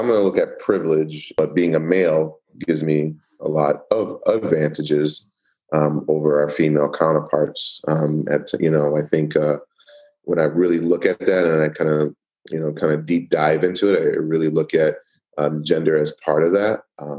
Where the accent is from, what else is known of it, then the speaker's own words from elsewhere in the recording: Queens, New York, United States; born there; also born or lived in Miami; I was born in Queens, New York. Moved to, you know, Florida, lived in Little Haiti for a little while in Miami, Florida.